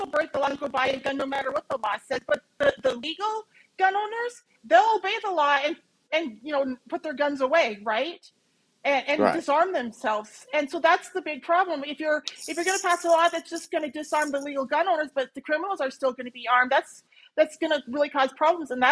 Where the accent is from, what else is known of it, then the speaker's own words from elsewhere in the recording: United States; moved away; also born or lived in Montana / Minnesota; when I grew up in Montana and Minnesota